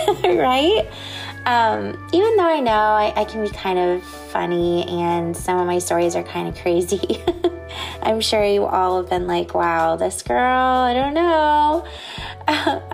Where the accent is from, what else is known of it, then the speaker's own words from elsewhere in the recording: Indiana, United States; now in Southwest Florida, United States; I'm originally from Indiana